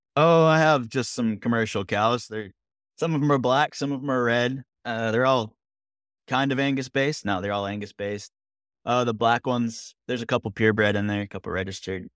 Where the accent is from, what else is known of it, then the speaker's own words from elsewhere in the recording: Vermont, United States; moved away as an adult; now in North Carolina, United States; growing up in Vermont